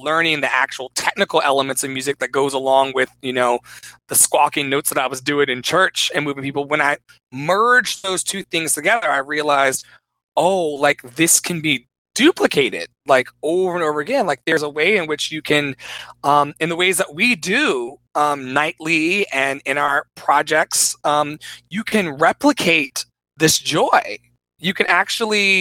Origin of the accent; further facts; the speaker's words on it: Richmond, Virginia, United States; I was always in Second Baptist Church on East Pilkington Street in Richmond, Virginia